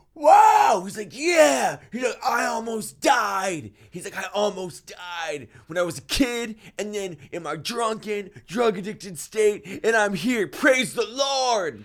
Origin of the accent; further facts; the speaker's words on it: Massachusetts, United States; now in Los Angeles, United States; growing up in Massachusetts